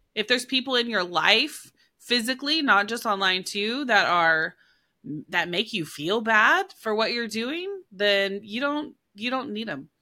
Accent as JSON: {"language": "English", "region": "Oklahoma", "country": "United States", "said": "I'm from Oklahoma"}